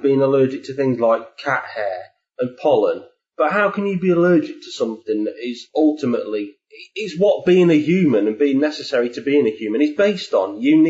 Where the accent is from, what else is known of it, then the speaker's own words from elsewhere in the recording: England, United Kingdom; Being English